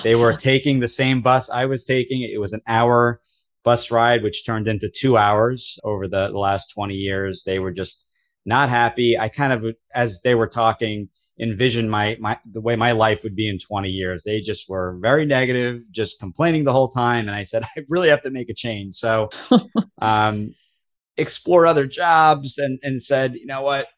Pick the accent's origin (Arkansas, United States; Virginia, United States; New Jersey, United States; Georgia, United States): New Jersey, United States; I am born and raised in New Jersey